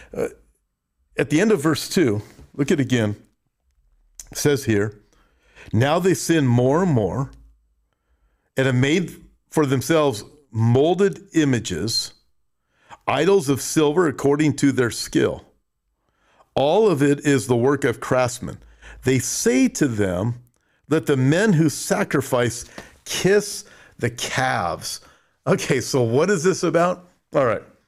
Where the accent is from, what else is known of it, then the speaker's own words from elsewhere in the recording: United States; I'm from America.